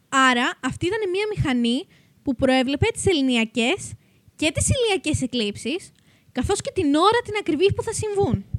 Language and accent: Greek; Macedonia, Greece; είμαστε και από τη Μακεδονία